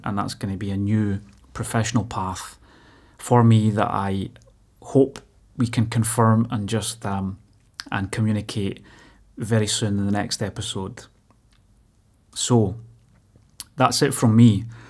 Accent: Motherwell, Scotland, United Kingdom; growing up in Motherwell

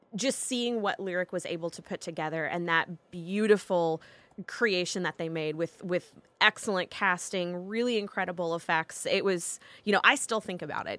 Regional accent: the South, United States; accent: Southern; moved away; I am back from an extended s, trip to the South, which means my accent is super thick right now

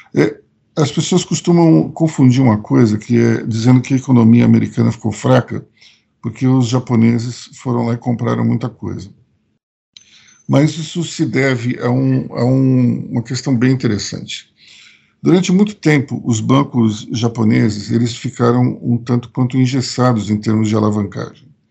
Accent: Recife, Pernambuco, Brazil; E como eu nasci no Recife, minha família é de Pernambuco, eu conheço bem o, o sertão nordestino

